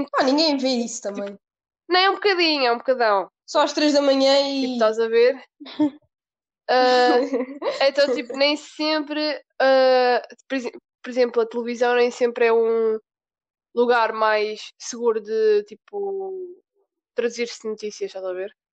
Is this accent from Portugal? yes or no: yes; Portugal; Como portugueses